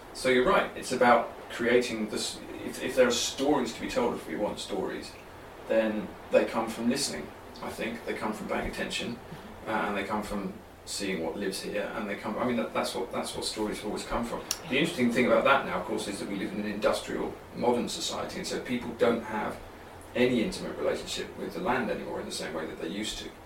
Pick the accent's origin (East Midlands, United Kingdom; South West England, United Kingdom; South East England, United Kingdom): South East England, United Kingdom; moved away as an adult; also born or lived in Oxford; now in Ireland; I come from the southeast of England. I come from London and Kent. That's where my family are from